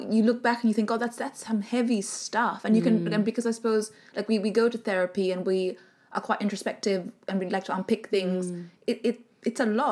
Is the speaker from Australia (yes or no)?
no; Sri Lanka; growing up in Sri Lanka